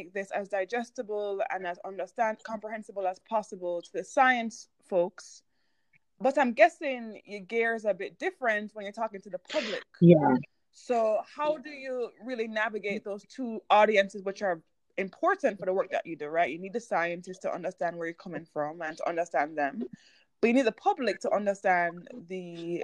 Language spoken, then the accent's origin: English; Jamaica; My mommy's from Cuba, my daddy's from Haiti, and I was born in Jamaica.